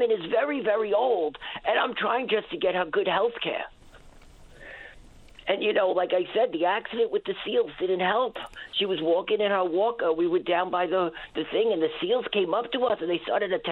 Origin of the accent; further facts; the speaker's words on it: New York City, New York, United States; now in Newfoundland and Labrador, Canada; I'm an immigrant from New York City originally, and uh, my mother eh, lives here. She was originally from Ottawa.